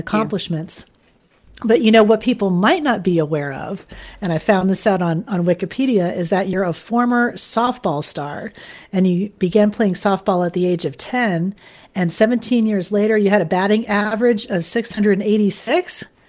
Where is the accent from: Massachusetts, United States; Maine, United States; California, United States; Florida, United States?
Florida, United States; Fort Lauderdale; moved away; I'm from Fort Lauderdale originally